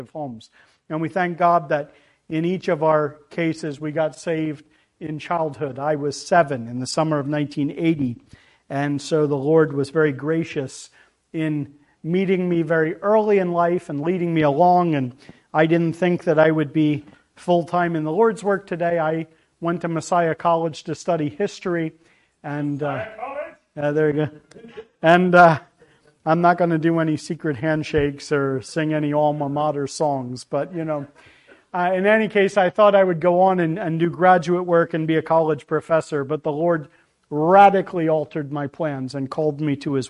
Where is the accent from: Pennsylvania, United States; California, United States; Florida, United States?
Pennsylvania, United States; We are from Pennsylvania. At least that's where I'm from. My wife is an import